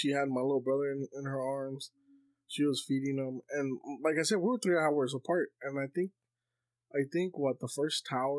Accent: California, United States; So, because I grew up in California, right? I was a kid during 9/11

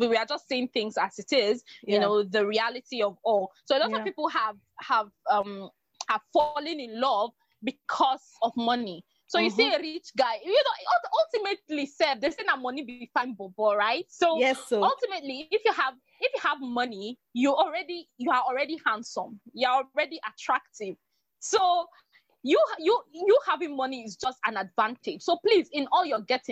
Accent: Nigeria; as a Nigerian

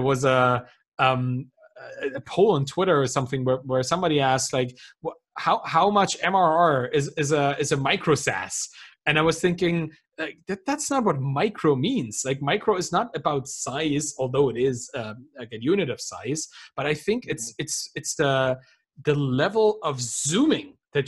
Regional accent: Germany; I come from Germany. Like, we have 40,000 different beers in this country.

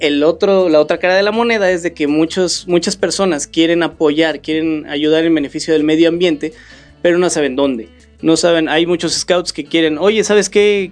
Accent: Tepic, Nayarit, Mexico; also born or lived in Mexico City / Morelos; now in Querétaro, Mexico; no soy de aquí, nací en la Ciudad de México, crecí en, la ciudad de Nayarit, en Tepic, Nayarit

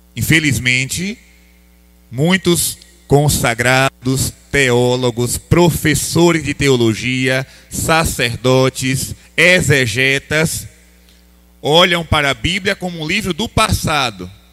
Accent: Bahia, Brazil; Eu sou baiano

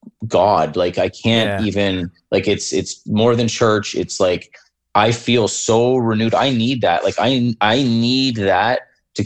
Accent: Windsor, Ontario, Canada; moved away as an adult; now in Sault Ste. Marie, Canada; I grew up in Southern Ontario in Windsor, and it's so close to Detroit that you could literally throw a rock from my house and hit the bridge

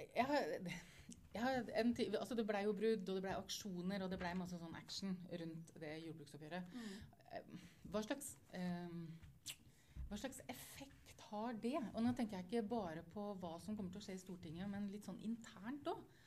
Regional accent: Østfold, Norway; jeg kommer fra Østfold

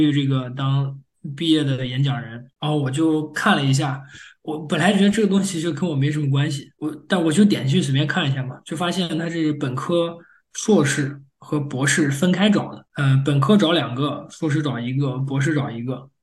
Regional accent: China; moved away as an adult; now in United States; 作为中国人

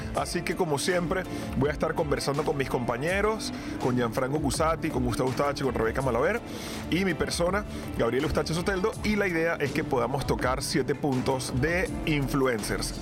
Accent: Venezuela; moved away; venimos de Venezuela

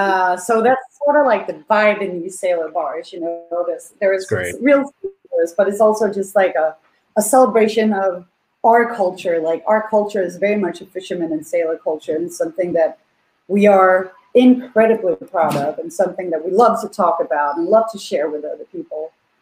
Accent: Svendborg, Southern Denmark, Denmark; now in New York, United States; one of my hometown, Svendborg

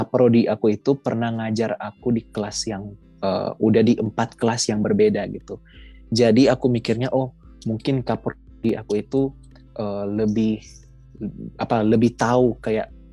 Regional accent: Manado, North Sulawesi, Indonesia; asal aku dari Manado, Sulawesi Utara

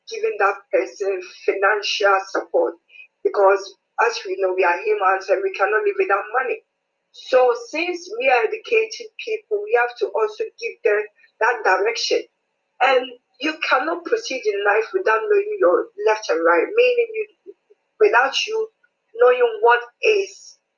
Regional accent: Ghana; moved away as an adult; now in United Kingdom; I'm a Ghanaian lady, but in the UK for some time now.

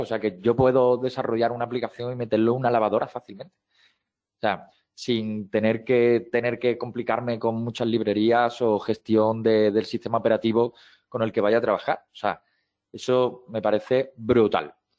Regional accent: Seville, Andalusia, Spain; soy de Sevilla

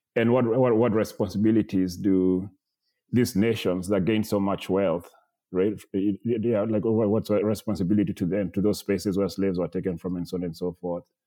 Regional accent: Kenya; moved away; I was a visiting professor in, uh, in, my hometown in Kenya

